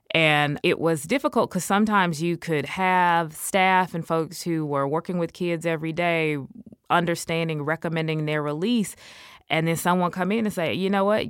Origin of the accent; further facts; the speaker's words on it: Illinois, United States; Illinois because it was my home state